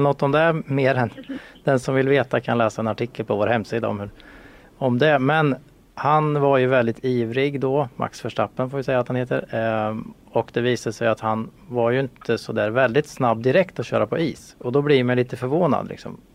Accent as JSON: {"language": "Swedish", "country": "Sweden", "said": "vi svenskar"}